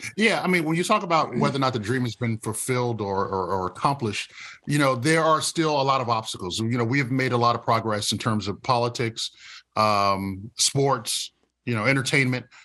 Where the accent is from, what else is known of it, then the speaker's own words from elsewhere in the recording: Rocky Mount, North Carolina, United States; my hometown of Rocky Mountain, North Carolina